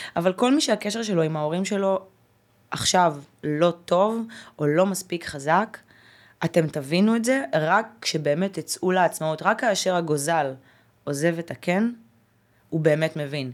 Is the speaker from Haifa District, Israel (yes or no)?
yes; Haifa, Haifa District, Israel; moved away as an adult; also born or lived in Ukraine; אני גדלתי בקריית חיים, זה לא פריפריה, אבל זה לא אה, תל לא אביב.